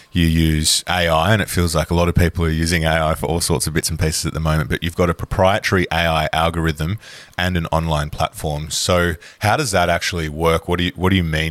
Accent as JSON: {"language": "English", "country": "Australia", "said": "as an Australian"}